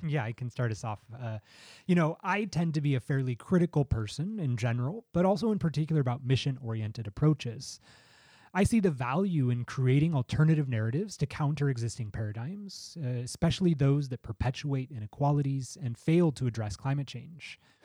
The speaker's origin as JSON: {"language": "English", "country": "United States", "said": "the United States, my home country"}